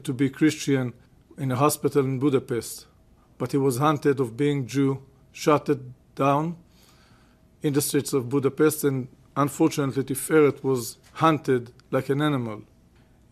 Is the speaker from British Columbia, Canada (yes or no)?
no; Regina, Saskatchewan, Canada; now in Israel; I was born in Regina, Saskatchewan.